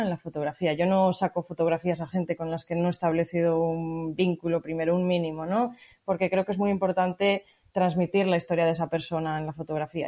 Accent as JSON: {"language": "Spanish", "area": "Montaña Palentina", "region": "Castile and León", "country": "Spain", "moved": "yes", "said": "En la propia montaña palentina que es de donde soy yo"}